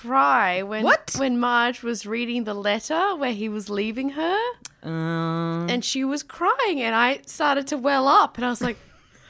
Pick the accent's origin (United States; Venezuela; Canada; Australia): Australia; Tasmania; Because I grew up in Tasmania.